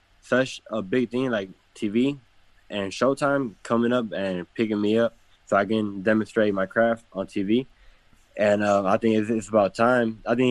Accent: Detroit, Michigan, United States; I come from Detroit

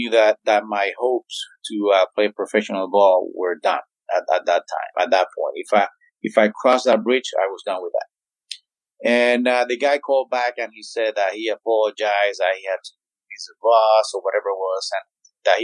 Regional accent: Zulia, Venezuela; moved away; in Zulia, in my hometown

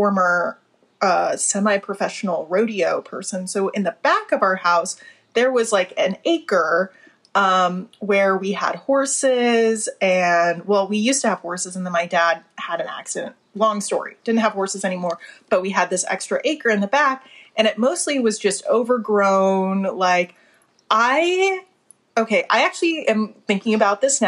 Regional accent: Colorado, United States; growing up in Colorado

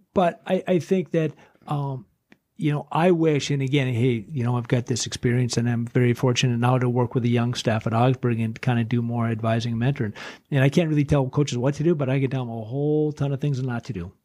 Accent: Duluth, Minnesota, United States; I'm from Duluth

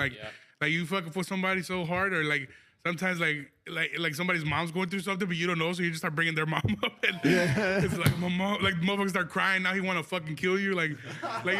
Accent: United States; I'm American

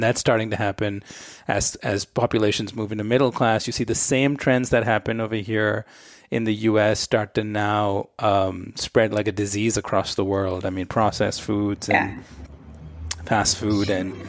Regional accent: India; moved away as an adult; now in United States; I grew up in India in the 80s and 90s.

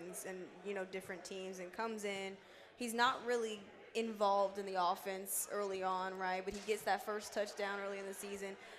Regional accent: Texas, United States; I'm from Texas

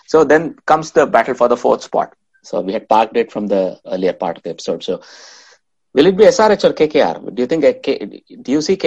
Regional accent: Bangalore, Karnataka, India; I come from Bangalore

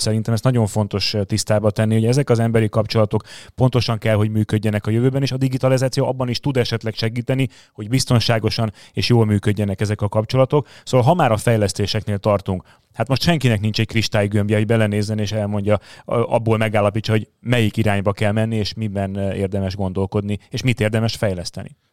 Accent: Hungary; moved away; also born or lived in Budapest agglomeration; vidéken nőttem fel

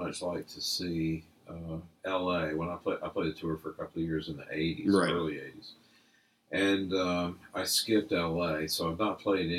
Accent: Atlanta, Georgia, United States; I grew up in Atlanta

